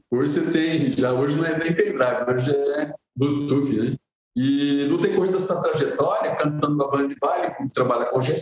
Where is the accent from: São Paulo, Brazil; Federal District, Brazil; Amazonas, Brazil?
São Paulo, Brazil; Guarulhos; pô, sou de Guarulhos, sou de Guarulhos, sou, sou de Pimenta, sou de Guarulhos.